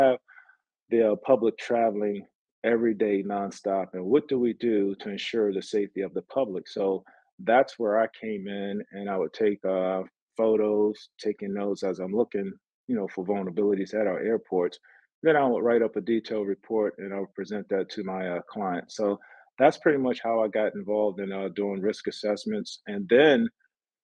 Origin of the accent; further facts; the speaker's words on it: Washington, District of Columbia, United States; moved away as an adult; now in Atlanta, United States; I'm originally from Washington, D.C. I was born and raised there.